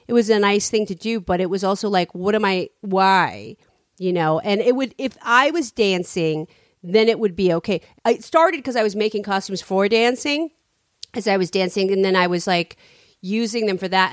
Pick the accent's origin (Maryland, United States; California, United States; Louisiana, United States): California, United States; San Francisco; I'm from San Francisco.